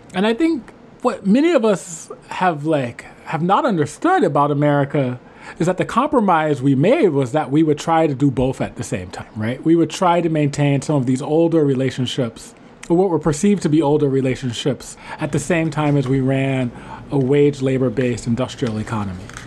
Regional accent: New Orleans, Louisiana, United States; coming from New Orleans

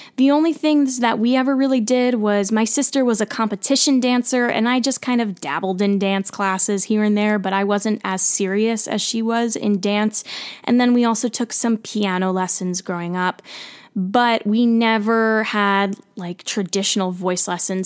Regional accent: central New Jersey, United States; I grew up in New Jersey, central New Jersey.

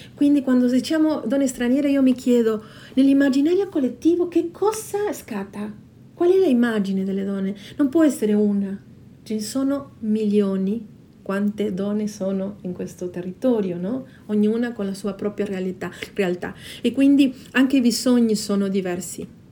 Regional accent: Patagonia, Argentina; Italian is a second language; moved away as an adult; now in South Tyrol, Italy; sono nata in Patagonia, Argentina. Dal 2001 abito in Subtirol. Nel mio paese d'origine ho studiato lingua e letteratura spagnola

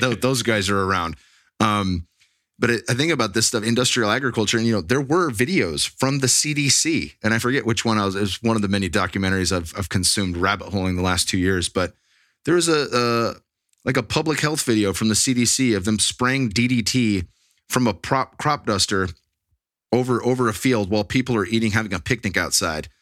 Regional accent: Bay Area, Silicon Valley, California, United States; now in Texas, United States; I grew up in the Bay Area, in the Silicon Valley

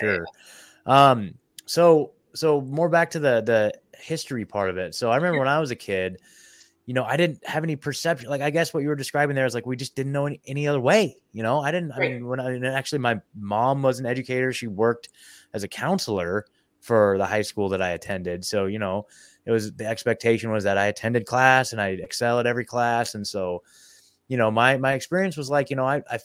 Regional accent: Oregon, United States; moved away as an adult; now in Tennessee, United States; I was born and raised in Oregon

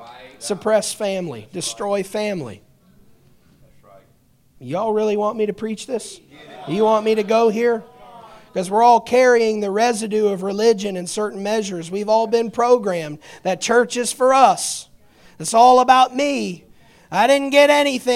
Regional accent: Indiana, United States; I'm the only member of my family that was born in Indiana

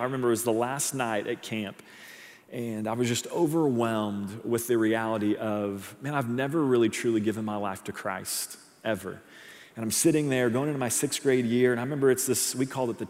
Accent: Edmond, Oklahoma, United States; moved away; I'm actually from Edmond, Oklahoma, Oklahoma City. That's where I grew up, born and raised

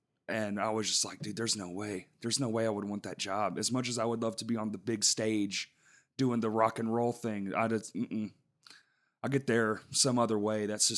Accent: Dallas, Texas, United States; I'm from Dallas.

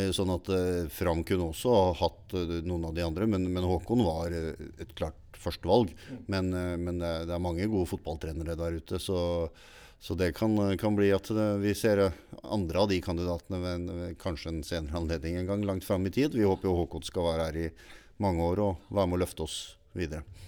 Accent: Stavanger, Rogaland, Norway; now in Larvik, Norway; jeg er oppvokst i Stavanger

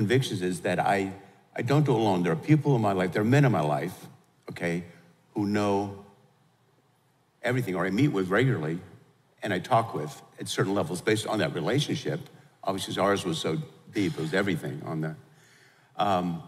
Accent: New York, United States; we're from New York, I grew up in the whole deal

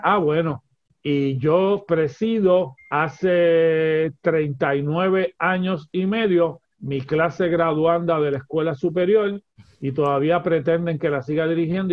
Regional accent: Gurabo, Puerto Rico; yo soy de Urabo, Urabo está media hora sin tapón de San Juan

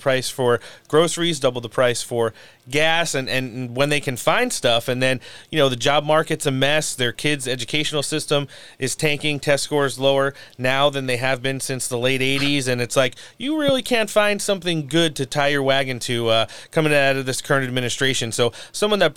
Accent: Ocean County, New Jersey, United States; I'm originally from New Jersey, down in Ocean County

